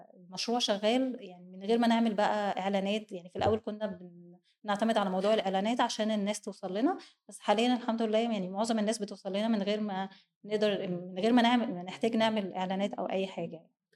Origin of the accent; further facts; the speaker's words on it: Egypt; عندنا في مصر هنا